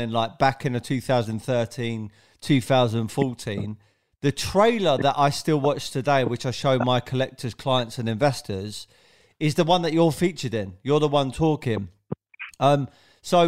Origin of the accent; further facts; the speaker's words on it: London, United Kingdom; I'm from South London